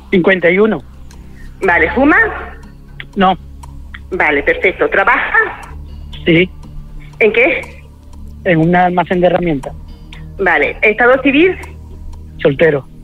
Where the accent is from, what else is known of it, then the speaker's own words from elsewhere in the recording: Jaén, Andalusia, Spain; now in Málaga, Spain; vivo en Málaga, pero soy de Jaén, pero vivo en Málaga.